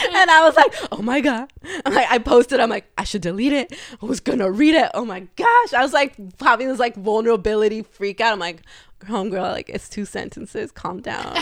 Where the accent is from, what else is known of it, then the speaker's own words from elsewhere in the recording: Los Angeles, California, United States; I grew up in the San Fernando Valley, 818